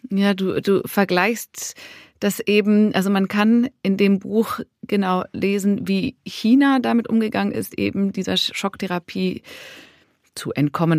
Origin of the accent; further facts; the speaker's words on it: Switzerland; Ich bin Schweizerin.